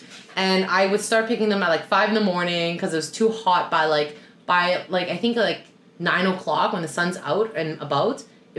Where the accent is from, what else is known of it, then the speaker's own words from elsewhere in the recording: Toronto, Ontario, Canada; moved away as an adult; also born or lived in Sydney, Australia; now in Vancouver, Canada; So obviously I'm from Toronto, I moved to Sydney, so it's a city girl